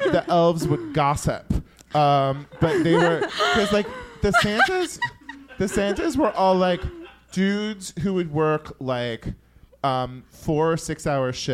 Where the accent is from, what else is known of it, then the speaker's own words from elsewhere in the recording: Yuba City, California, United States; moved away; I came back to Yuba City and I worked at the mall for a month